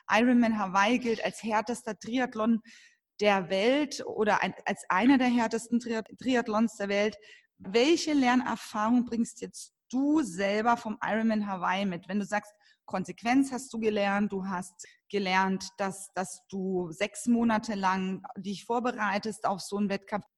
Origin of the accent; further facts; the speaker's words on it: Franconia, Bavaria, Germany; ich komme ja aus dem Fränkischen